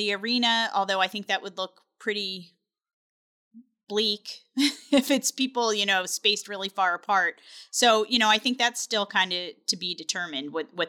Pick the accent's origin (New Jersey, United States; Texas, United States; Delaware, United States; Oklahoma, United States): Delaware, United States; I'm from Delaware.